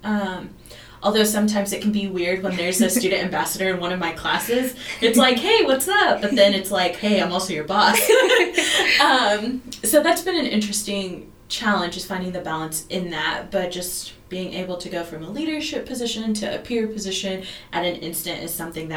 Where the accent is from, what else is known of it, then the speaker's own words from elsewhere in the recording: Fayetteville, Arkansas, United States; first language Spanish; English is a second language; I'm from Fayetteville